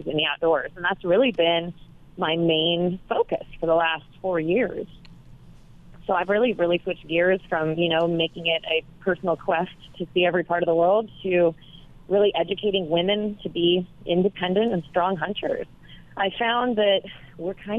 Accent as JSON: {"language": "English", "town": "Los Angeles", "region": "California", "country": "United States", "tie": "born or raised there", "said": "I grew up in Los Angeles"}